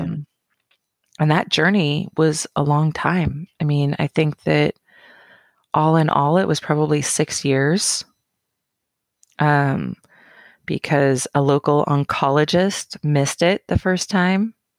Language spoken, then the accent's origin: English; Roseburg, Oregon, United States; also born or lived in Portland, Oregon; born and raised in Roseburg